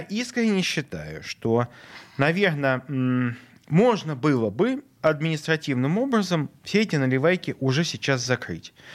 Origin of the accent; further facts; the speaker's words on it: Saint Petersburg, Russia; Я петербуржец, и я хочу, чтобы я и мои дети, и мои внуки оставались жить в Петербурге